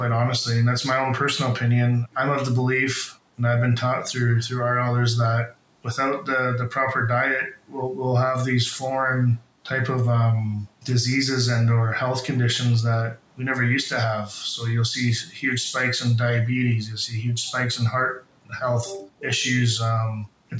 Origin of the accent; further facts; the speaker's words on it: Huu-ay-aht First Nation, British Columbia, Canada; now in Lake Cowichan, Canada; I'm originally from Hupetchisit First Nation, but live, work, and play in Lake Houchin, Tsubasset